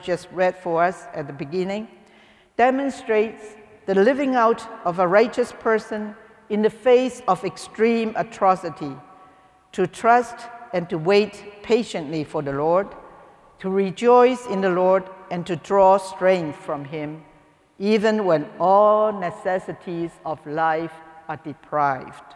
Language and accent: English; Hong Kong; moved away; I came from Hong Kong